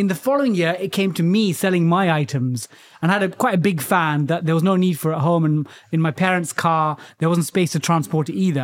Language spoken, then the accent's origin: English; London, United Kingdom; I grew up in East London, Went to a council estate.